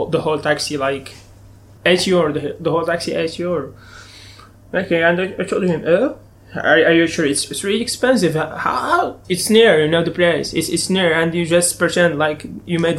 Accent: Turkey; English is a second language; moved away; I came from Turkey only with small.

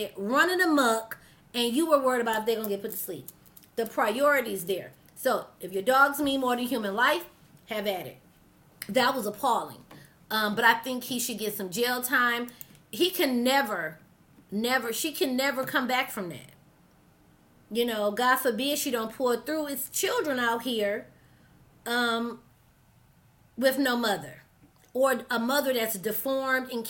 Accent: Detroit, Michigan, United States; I'm from Detroit City

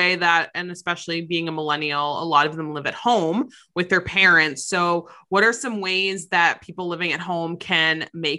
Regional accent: Massachusetts, United States; I'm from the US, I'm from Massachusetts

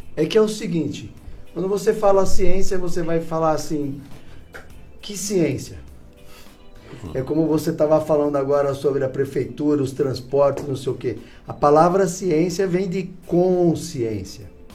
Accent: São Paulo, Brazil; also born or lived in Curitiba / Ponta Grossa; now in Florianópolis, Brazil; eu sou de São Paulo, morei 22 anos em Curitiba

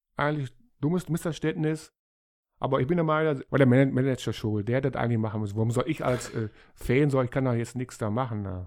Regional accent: Germany; als Deutsche

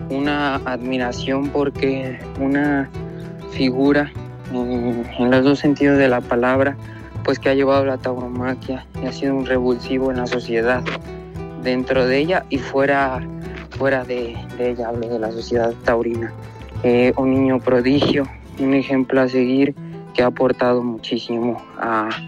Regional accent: Morelia, Michoacán, Mexico; Se ha anunciado la corrida de aquí de mi tierra en Morelia en febrero

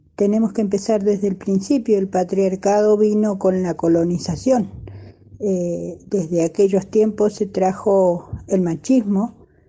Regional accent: Bariloche, Río Negro, Argentina; soy de acá de Bariloche

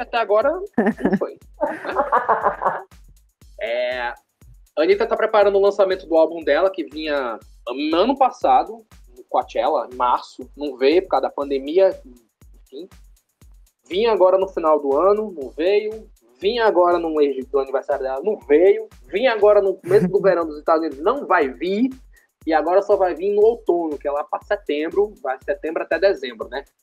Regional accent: Paraíba, Brazil; eu sou da Paraíba

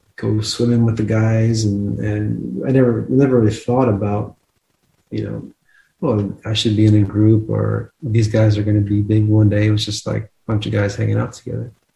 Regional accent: New Jersey, United States; moved away; also born or lived in Texas; I grew up in New Jersey and then I moved to Texas

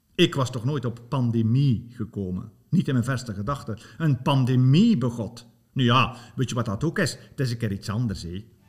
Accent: Bruges, Flanders, Belgium; accent: West Flemish; moved away; dat ik oorspronkelijk van West-Vlaanderen ben

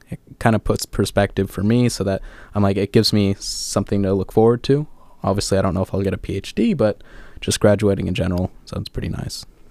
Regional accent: Orange County, California, United States; moved away as an adult; I'm from Southern California, uh, particularly Orange County, California, so just about 20 miles south

